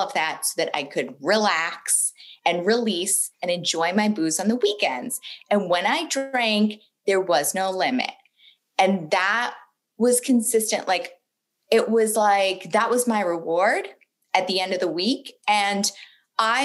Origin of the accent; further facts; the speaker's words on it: Boston, Massachusetts, United States; I was born in Boston the only really noticeable thing about my childhood is that I was raised in a funeral home.